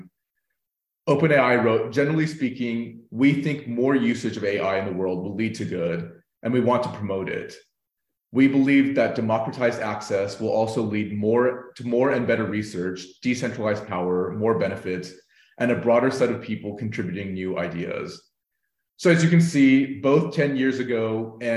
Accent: United States; now in Berlin, Germany; I'm an Indian-American man joining in from Berlin

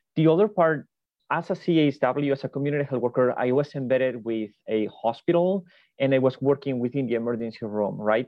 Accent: Spain; moved away as an adult; now in United States; I am originally from Spain

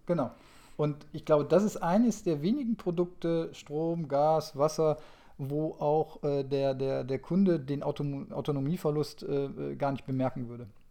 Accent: North Rhine-Westphalia, Germany; ich komme jetzt aus, aus Nordrhein-Westfalen

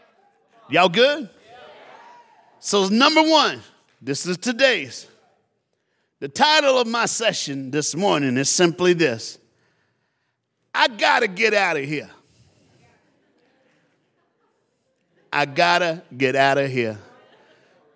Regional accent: Tennessee, United States; now in South Florida, United States; I live in South Florida, I was born in Tennessee, so you got a black Southern preacher up in your house

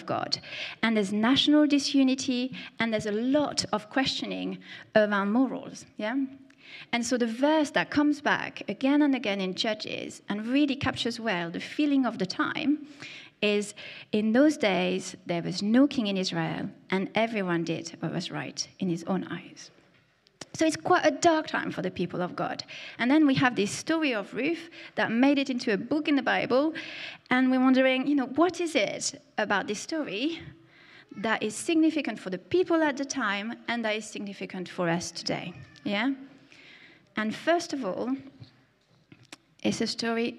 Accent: France; accent: French; my French accent

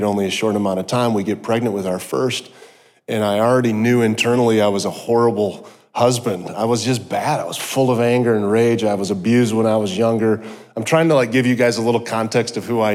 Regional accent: South Dakota, United States; I grew up in South Dakota in the middle of nowhere, went to a tiny little college.

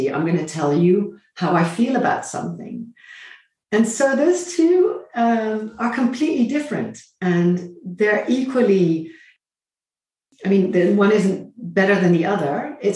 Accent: Netherlands; also born or lived in Asia / Vietnam / California; I'm half English, half Dutch. I was raised both in the Netherlands, um, but also partially in Asia. And later in my life, I also lived in Vietnam and I lived in the United States, in California.

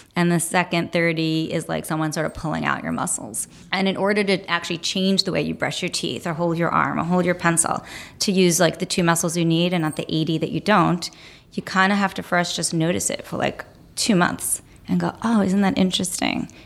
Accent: New York City, New York, United States; I grew up here. I grew up in Brooklyn

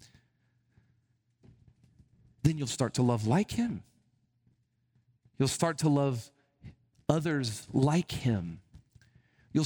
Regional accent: Alabama, United States; I grew up in a very, you know, kind of traditional setting in Alabama. I'm from Alabama

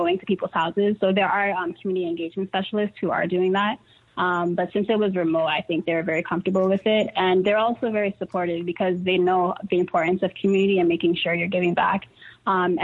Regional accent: New York City, New York, United States; I grew up in Harlem

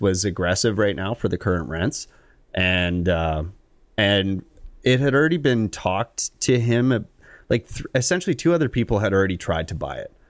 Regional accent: Collingwood, Ontario, Canada; also born or lived in Stayner, Ontario; I'm from Collingwood

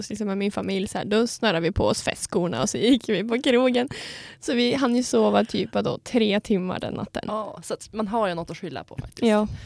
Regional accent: Sundsvall, Västernorrland County, Sweden; moved away; nu när vi var hemma i Sundsvall

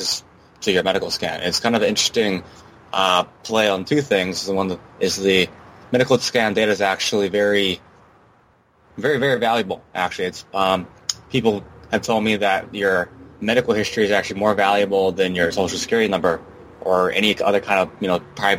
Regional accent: Hawaii, United States; I'm actually born and raised in Hawaii, actually in Hawaii right now

